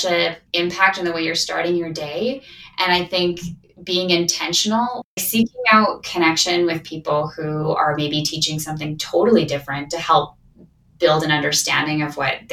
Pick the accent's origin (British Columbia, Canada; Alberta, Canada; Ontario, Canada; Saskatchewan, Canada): Saskatchewan, Canada; now in Calgary, Canada; I'm from Saskatchewan